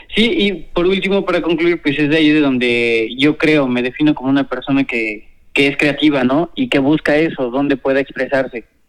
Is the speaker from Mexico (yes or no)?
yes; Puebla, Mexico; also born or lived in Guadalajara; soy originario de aquí de Puebla. Eh, nací aquí en Puebla